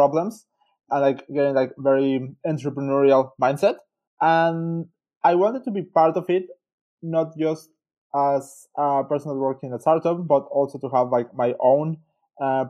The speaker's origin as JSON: {"language": "English", "country": "Mexico", "also_born_or_lived": "Switzerland", "moved": "as an adult", "lives_now": "Melbourne, Australia", "said": "I'm originally from Mexico."}